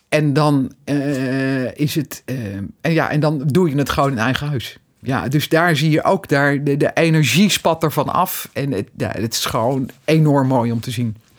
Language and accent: Dutch; Netherlands